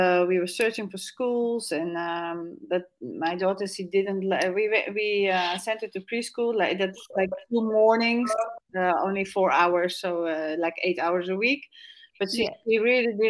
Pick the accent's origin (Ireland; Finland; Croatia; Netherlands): Netherlands; now in Torres Vedras, Portugal; I'm from the Netherlands